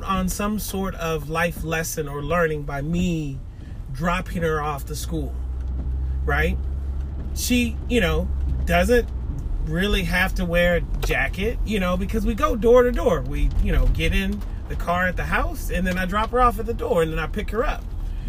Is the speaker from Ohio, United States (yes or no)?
no; Seattle, Washington, United States; now in East Point, United States; my time growing up in Seattle, Washington